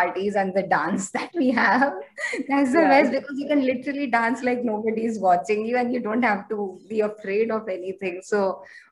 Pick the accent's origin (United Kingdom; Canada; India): India; Mumbai, Maharashtra; I'm born and raised in Mumbai